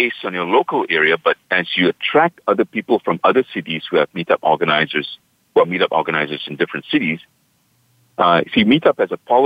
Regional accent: Singapore; now in United States; In my hometown, Singapore, where I was born and raised.

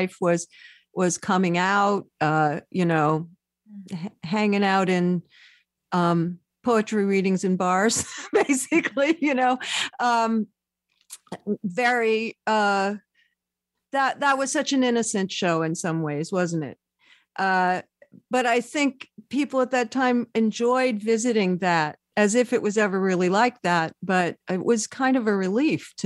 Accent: Oakland, California, United States; moved away; We're both born there, left, and now I live a mile from where I was born in Oakland.

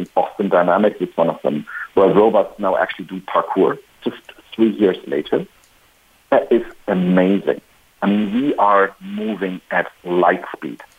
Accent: Spain; my home country

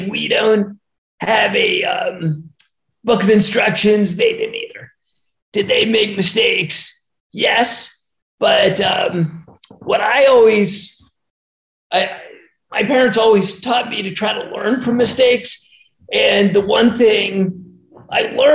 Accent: Harrisburg, Pennsylvania, United States; moved away as an adult; also born or lived in Philadelphia, Pennsylvania / Atlanta, Georgia; I was born in Philly and grew up in Harrisburg, Pennsylvania.

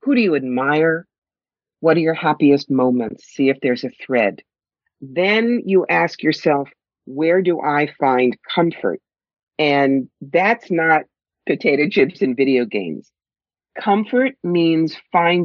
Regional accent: New York, United States; I'm from New York. I talk fast

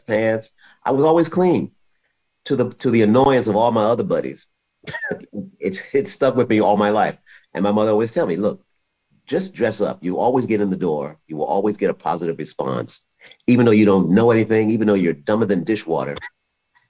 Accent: Philadelphia, Pennsylvania, United States; I grew up in Philadelphia

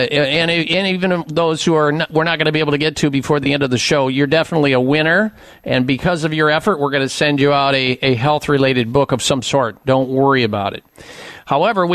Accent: Midwest, United States; I was growing up in the Midwest

